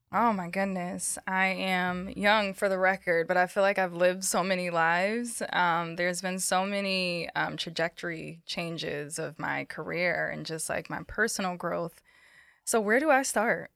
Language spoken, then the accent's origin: English; Bridgeport, Connecticut, United States; also born or lived in Norwalk, Connecticut / Queens, New York; I was born in Narwhal, Connecticut. I grew up in Bridgeport